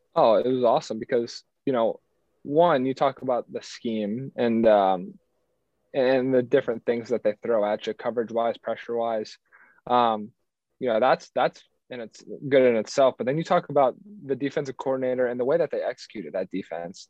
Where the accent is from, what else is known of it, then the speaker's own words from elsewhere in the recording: Cincinnati, Ohio, United States; moved away as an adult; born and raised in Cincinnati